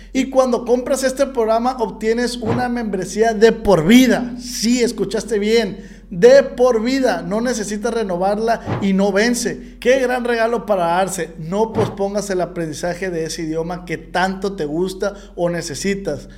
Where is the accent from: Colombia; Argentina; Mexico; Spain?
Mexico; yo como mexicano